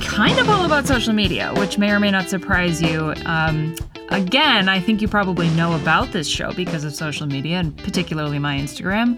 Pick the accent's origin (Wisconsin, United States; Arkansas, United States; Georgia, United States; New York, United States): Wisconsin, United States; my home state of Wisconsin and you're in Dane County, where I am